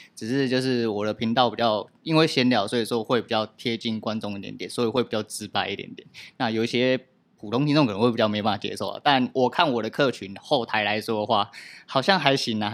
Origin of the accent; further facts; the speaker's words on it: Tucheng, New Taipei, Taiwan; 我本来就是土生土长、土生人